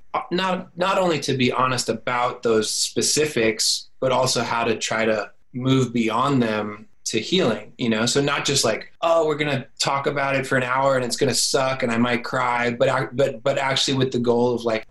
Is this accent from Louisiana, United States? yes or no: no; Florida, United States; moved away as an adult; I moved back to my hometown in Florida